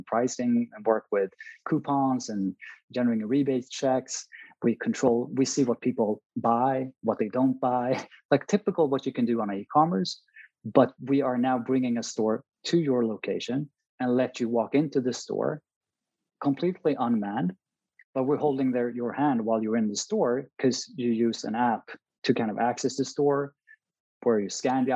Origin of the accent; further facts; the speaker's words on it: Stockholm, Stockholm County, Sweden; Born and raised in Stockholm